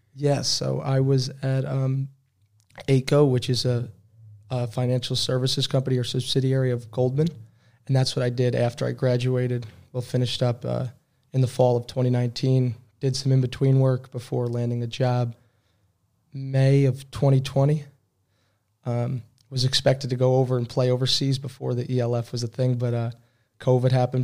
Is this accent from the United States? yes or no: yes; Albany, New York, United States; moved away as an adult; also born or lived in Troy, New York / Brockport, New York; now in Berlin, Germany; I grew up in Albany, New York